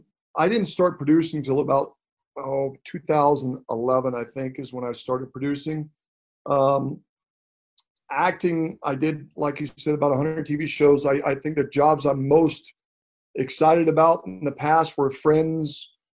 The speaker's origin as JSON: {"language": "English", "town": "Atlanta", "region": "Georgia", "country": "United States", "tie": "born or raised there", "moved": "yes", "lives_now": "West Coast, United States", "said": "I grew up in Atlanta, Georgia."}